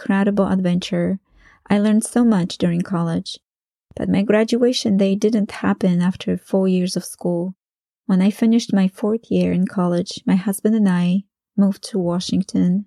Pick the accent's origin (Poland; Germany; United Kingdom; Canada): Poland; English is a second language; moved away as an adult; I returned to Poland